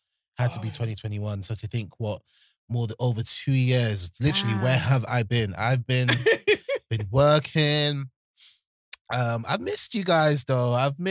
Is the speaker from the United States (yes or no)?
no; London, United Kingdom; when you're born and bred in Peckham